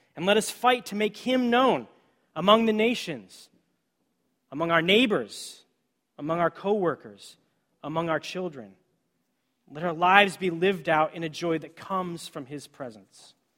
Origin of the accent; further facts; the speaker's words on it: Washington, United States; I grew up on the West Coast in the state of Washington